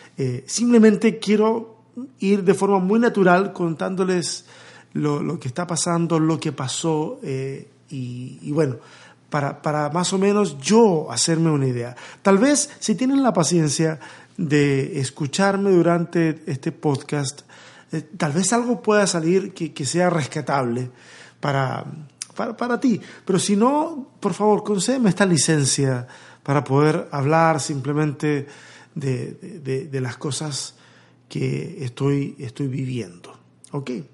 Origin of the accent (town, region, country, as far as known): Chile; moved away as an adult; now in Mexico